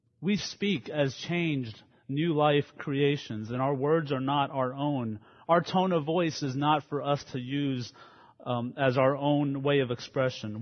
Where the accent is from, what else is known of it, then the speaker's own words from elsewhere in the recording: Baton Rouge, Louisiana, United States; I grew up in Baton Rouge, Louisiana, in a independent fundamental Baptist church there